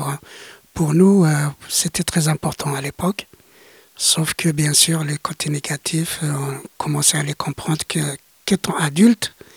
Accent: Greater Kabylie, Algeria; French is a second language; moved away as an adult; now in France; je suis originaire de la Grande Kabylie

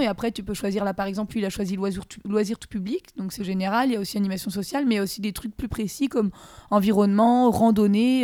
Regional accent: Saint-Brevin-les-Pins, Pays de la Loire, France; moved away as an adult; now in Rennes, France; Je viens de Saint-Brévin-les-Pins Loire-Atlantique. Petite ah. bourgade près de la mer.

